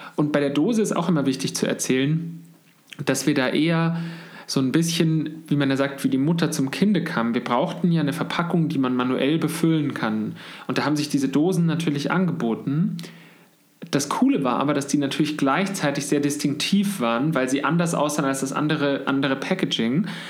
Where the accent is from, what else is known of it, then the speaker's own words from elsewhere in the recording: Munich, Bavaria, Germany; wir sitzen jetzt gerade in München, wo ich auch geboren bin